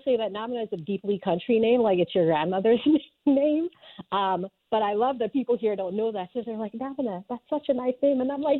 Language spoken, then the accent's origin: English; Atlanta, Georgia, United States; also born or lived in Sierra Leone; Sierra Leone, where I'm from, is deeply patriarchal. But what country isn't, honestly? Because, like, I grew up in Georgia, in Atlanta, and that was also a different type of patriarchy, you know?